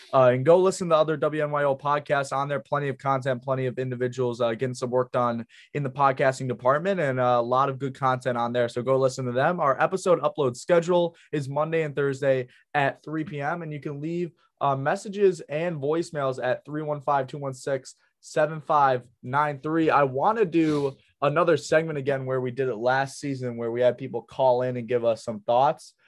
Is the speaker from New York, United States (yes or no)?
yes; Rochester, New York, United States; I'm from Rochester